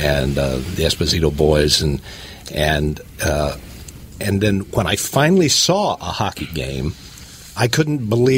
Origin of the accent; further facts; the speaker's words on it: Indiana, United States; I grew up in Indiana